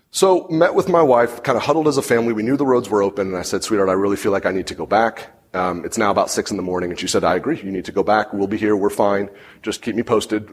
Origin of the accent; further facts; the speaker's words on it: Santa Rosa, California, United States; It's where I grew up.